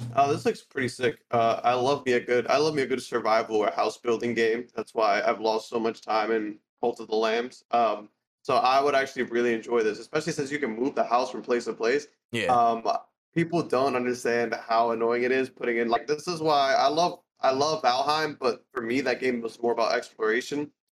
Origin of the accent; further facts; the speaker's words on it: United States; I'm American